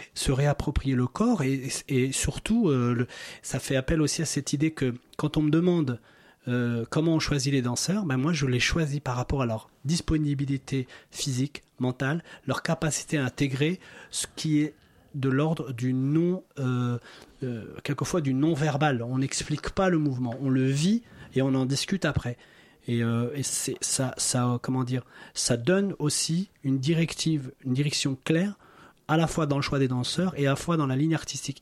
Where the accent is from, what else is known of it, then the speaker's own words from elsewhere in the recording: Morocco; je suis né au Maroc, dans un petit village